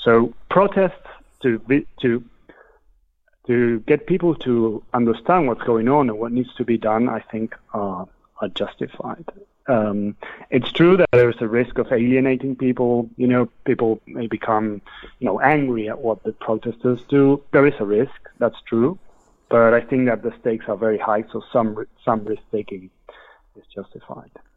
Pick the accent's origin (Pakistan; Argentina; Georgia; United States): Argentina; moved away as an adult; now in London, United Kingdom; I'm from Argentina originally